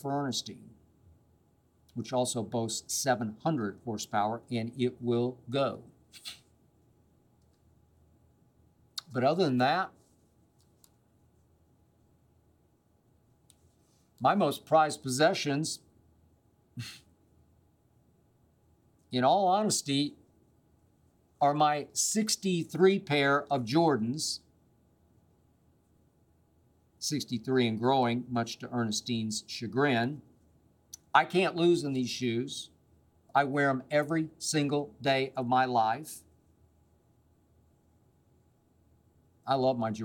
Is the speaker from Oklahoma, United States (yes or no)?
yes; Oklahoma City, Oklahoma, United States; also born or lived in New York; now in Los Angeles, United States; my hometown of Oklahoma City